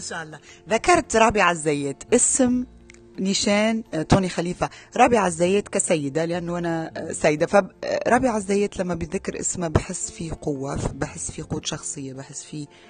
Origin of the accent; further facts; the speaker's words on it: Tunisia; انا من تونس